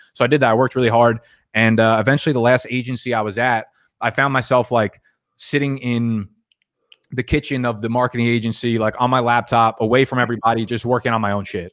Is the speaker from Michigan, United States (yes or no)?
no; New Jersey, United States; I grew up in New Jersey